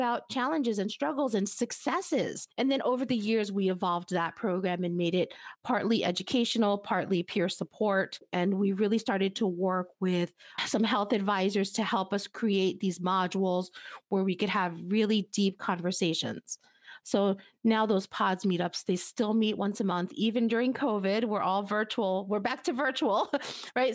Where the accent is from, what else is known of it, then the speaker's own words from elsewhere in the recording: United States; my family is from Cuba, but I was born here in the United States